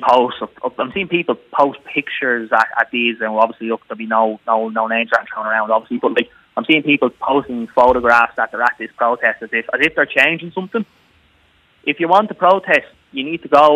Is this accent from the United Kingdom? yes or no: no; Lucan, Leinster, Ireland; now in Mullingar, Ireland; I'm originally from Lucan, yeah. I'm living in Mullingar